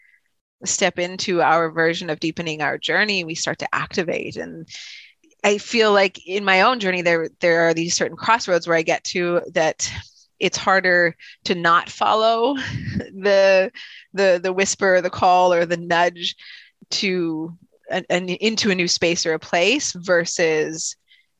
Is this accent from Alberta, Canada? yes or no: no; Regina, Saskatchewan, Canada; moved away; I was born in Regina, Saskatchewan.